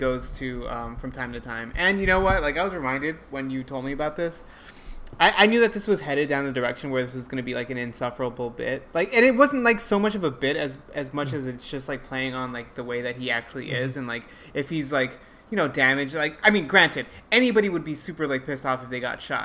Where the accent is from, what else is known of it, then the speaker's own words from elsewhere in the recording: Los Angeles, California, United States; I happen to have grown up in a pretty decent neighborhood, actually, Atwater Village